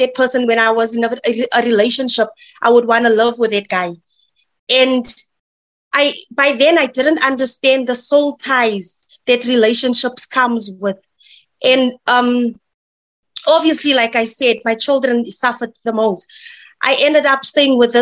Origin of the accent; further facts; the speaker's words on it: Midrand, Gauteng, South Africa; I'm from Midrand